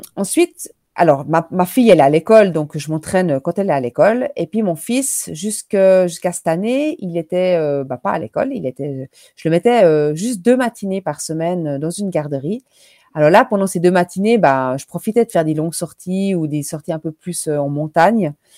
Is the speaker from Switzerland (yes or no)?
yes; Switzerland; chez nous en Suisse